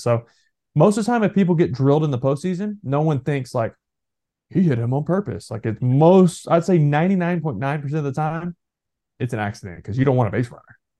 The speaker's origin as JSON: {"language": "English", "region": "Texas", "country": "United States", "said": "I'm from Texas"}